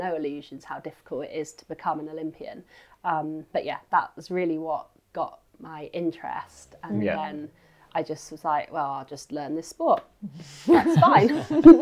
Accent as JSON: {"language": "English", "area": "Isle of Wight", "region": "South East England", "country": "United Kingdom", "tie": "born or raised there", "also_born_or_lived": "Edinburgh", "moved": "yes", "lives_now": "Bath, United Kingdom", "said": "where I grew up at home on the Isle of Wight"}